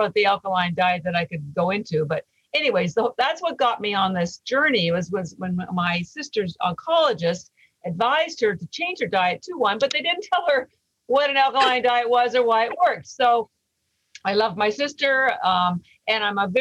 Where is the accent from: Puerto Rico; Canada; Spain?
Canada; now in Boston, United States; I'm actually Canadian